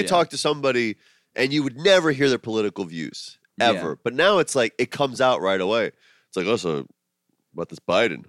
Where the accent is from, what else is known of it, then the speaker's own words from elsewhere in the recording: Miami, Fort Lauderdale area, South Florida, United States; now in New York City, United States; You know what I like about Florida, man? Growing up there